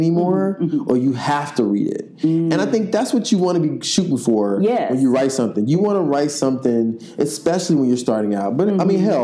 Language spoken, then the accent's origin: English; Memphis, Tennessee, United States; I'm from Memphis, grew up in the church